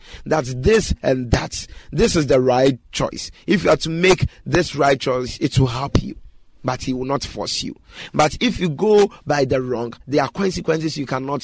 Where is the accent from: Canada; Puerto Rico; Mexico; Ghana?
Ghana; this part of the country whereby I'm living, I'm a Ghanaian